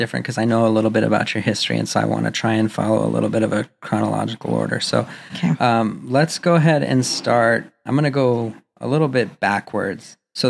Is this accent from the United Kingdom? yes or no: no; Albuquerque, New Mexico, United States; now in Los Angeles, United States; We all live in Los Angeles now, but I know that you and I both had the same experience of growing up in Albuquerque, New Mexico.